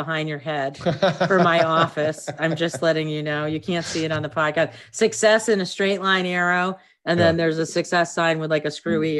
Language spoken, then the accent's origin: English; Boston, Massachusetts, United States; You know, I'm from Boston.